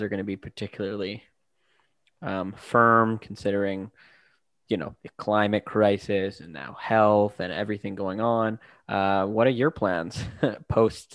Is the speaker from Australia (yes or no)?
no; Vancouver, British Columbia, Canada; moved away as an adult; now in London, Canada; I'm from Vancouver myself, moved here for my PhD.